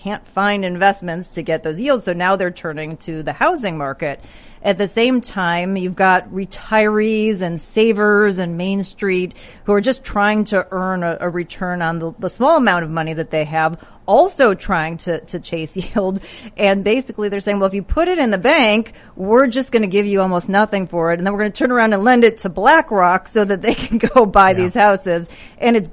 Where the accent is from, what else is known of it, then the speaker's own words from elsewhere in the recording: Chicago, Illinois, United States; I'm from Chicago